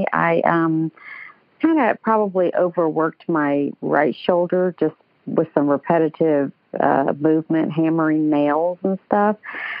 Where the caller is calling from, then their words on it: Atlanta, Georgia, United States; And I'm calling from Atlanta, for those who don't know.